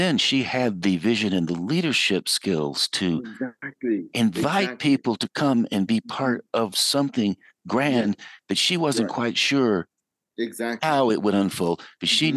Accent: Western North Carolina, United States; I grew up in Western North Carolina.

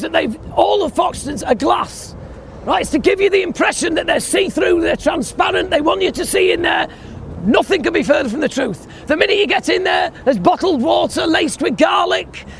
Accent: Yorkshire and the Humber, United Kingdom; As a Yorkshireman

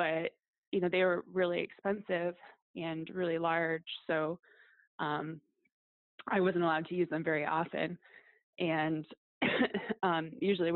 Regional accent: Detroit, Michigan, United States; I grew up in Detroit and worked in a factory

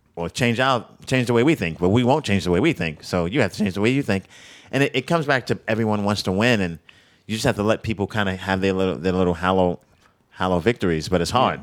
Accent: New York, United States; I'm a New Yorker.

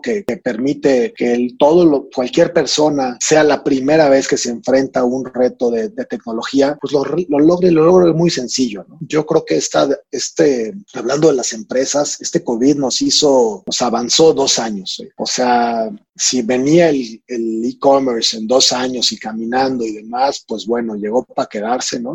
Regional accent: Mexico; como mexicanos

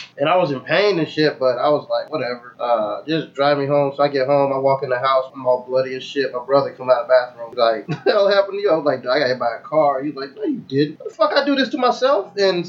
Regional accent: the South, United States; accent: Southern; I'm from the south. My southern accent is gutter as fuck.

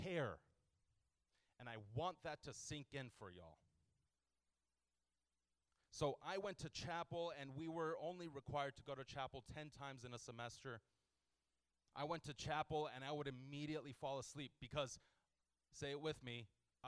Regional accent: Houston, Texas, United States; I grew up in Houston

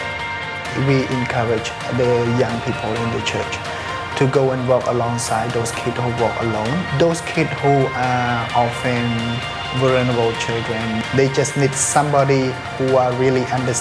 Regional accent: Battambang, Cambodia; I was born in Battambang province, India, 1984

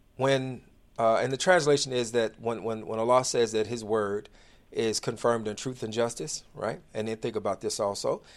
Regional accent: Inglewood, United States; I grew up in the inner city. I grew up in Inglewood

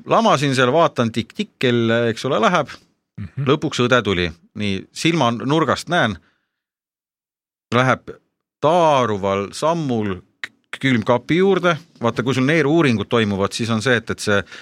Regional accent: Finland; Estonian is a second language; ega ma esimest korda sõin neid, mina kui soomlane.

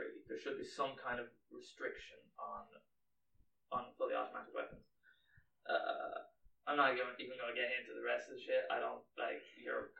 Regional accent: Ireland; we're Irish

